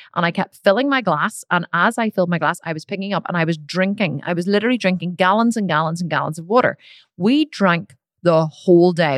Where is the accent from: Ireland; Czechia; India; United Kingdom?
Ireland; I'm Irish